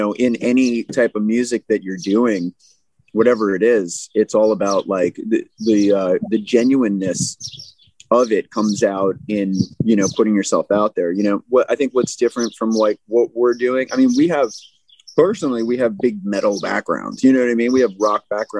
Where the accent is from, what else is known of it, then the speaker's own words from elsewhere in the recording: New York City, New York, United States; We're from New York City, and we like to keep it positive and inspiring.